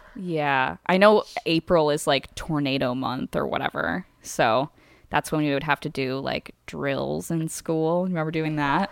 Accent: Midwest, United States; we grew up in the Midwest. We did not grow up in Oklahoma

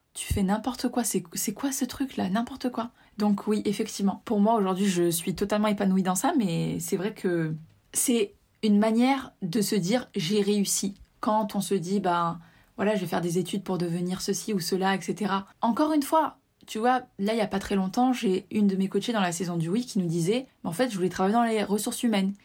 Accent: Tunisia; je suis originaire de Tunisie

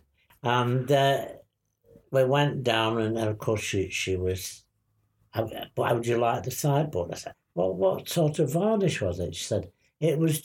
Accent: Manchester, North West England, United Kingdom; also born or lived in Middleton; now in Abergele, United Kingdom; Manchester, yeah. I was born in Manchester.

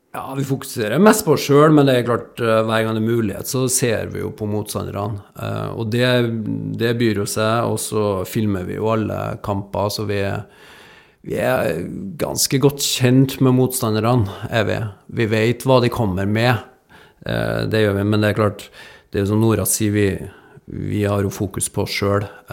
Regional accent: Trondheim, Trøndelag, Norway; moved away; jeg kommer jo fra Trondheim. jeg er oppvokst ikke langt ifra Lerkendal.

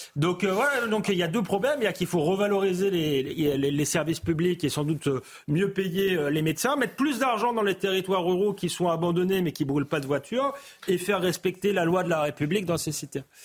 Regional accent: Épinay-sur-Seine, Île-de-France, France; j'ai grandi à Épinay-sur-Seine

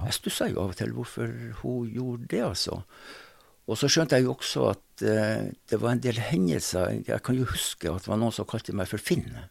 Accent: Sortland, Nordland, Norway; accent: North Norwegian; moved away as an adult; now in Drammen, Norway; når jeg vokste opp, på tidlig 60, så var det slik at eh, da var det ikke sånn at man jobba en periode om bord og en periode på land. Da var det slik at eh, de fulgte renneskøyta fra Sortland, der jeg kommer fra

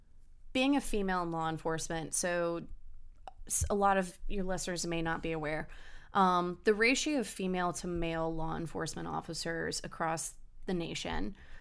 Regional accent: Germany; born there; Well, it was my dad recommended it to me, and I was born in Germany.

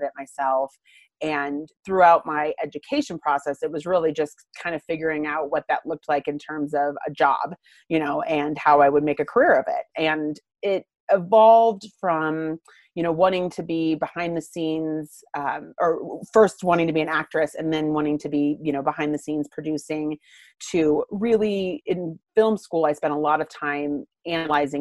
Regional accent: Littleton, Colorado, United States; also born or lived in London; I grew up in Littleton, Colorado. So I'm not a Denver native. I got here when I was four

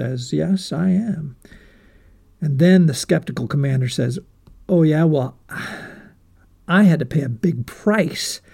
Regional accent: United States

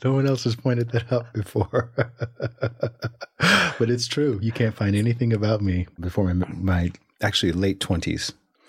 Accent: Alabama, United States; now in Los Angeles, United States; I'm from Alabama, so there's no one in Alabama named …, right? But I took on the name once I moved to Los Angeles.

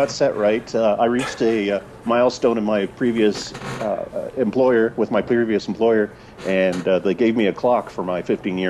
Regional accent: Colorado, United States; also born or lived in Castle Rock, Colorado; So I was born and raised in Colorado.

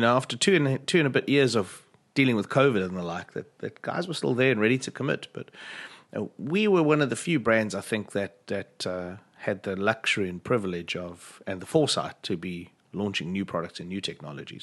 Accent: South Africa; speaking as a South African

